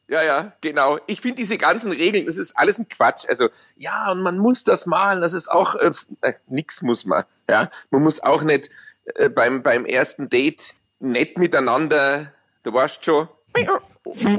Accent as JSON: {"language": "German", "town": "Munich", "region": "Bavaria", "country": "Germany", "accent": "Bavarian", "said": "fühle ich mich ja wirklich als Bayer und auch als Münchner"}